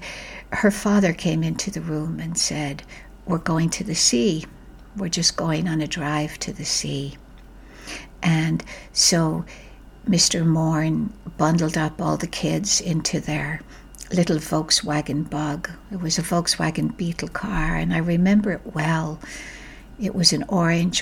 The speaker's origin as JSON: {"language": "English", "country": "Ireland", "tie": "born or raised there", "said": "my childhood growing up in Ireland"}